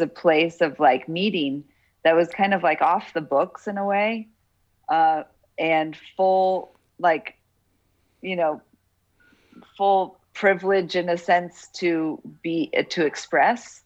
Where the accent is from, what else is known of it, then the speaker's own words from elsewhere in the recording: Boulder, Colorado, United States; also born or lived in Denver, Colorado / South Florida / Pennsylvania; then we moved to Boulder, Colorado, and that's where I did the rest of my schooling in the Waldorf School